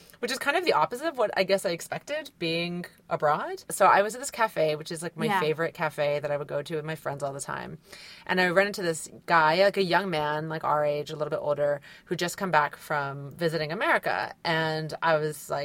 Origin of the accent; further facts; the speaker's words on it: Virginia, United States; I'm from Virginia